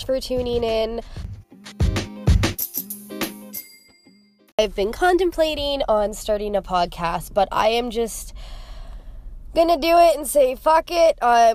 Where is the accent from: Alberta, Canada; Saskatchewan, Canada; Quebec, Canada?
Alberta, Canada; Calgary; now in Edmonton, Canada; I am from Calgary, Alberta. I am living in Edmonton, Alberta now and just kind of bounced back and forth.